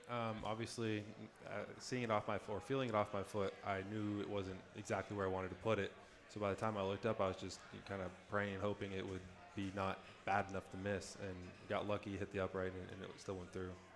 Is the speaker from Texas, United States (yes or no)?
yes; Plano, Texas, United States; also born or lived in St. Louis, Missouri; I was born in St. Louis, Missouri, but I moved to Plano um, before I turned one